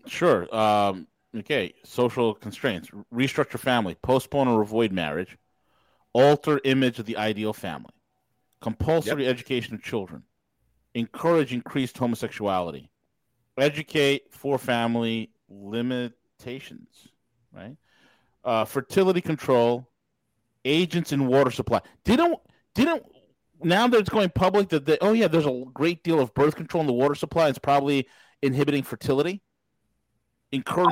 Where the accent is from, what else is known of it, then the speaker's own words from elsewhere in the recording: New York, United States; moved away; I'm just a New Yorker in exile.